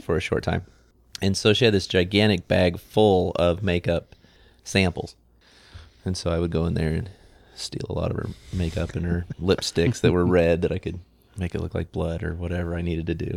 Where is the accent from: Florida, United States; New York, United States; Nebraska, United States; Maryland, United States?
Nebraska, United States; McCook; I grew up in McCook, Nebraska